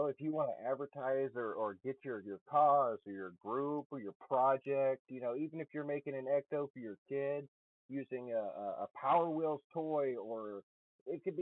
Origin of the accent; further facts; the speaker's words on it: Alabama, United States; moved away as an adult; also born or lived in Nevada / Oregon; now in Pacific Northwest, United States; I'm in the Pacific Northwest now, but I am from Alabama originally.